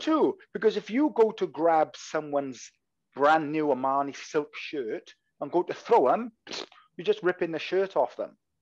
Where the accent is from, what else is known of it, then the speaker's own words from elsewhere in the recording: Wales, United Kingdom; accent: Welsh; I'm Welsh, so I've got a Welsh accent